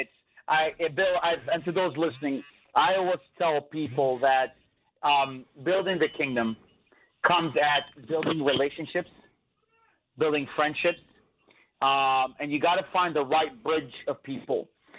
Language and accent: English; Jerusalem, Jerusalem District, Israel; born there; I am an Arab. I'm also an Israeli because I have an Israeli residency. I was born in Jerusalem.